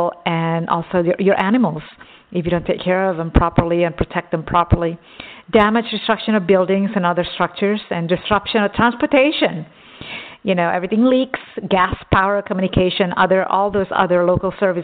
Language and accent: English; Texas, United States; I grew up in Texas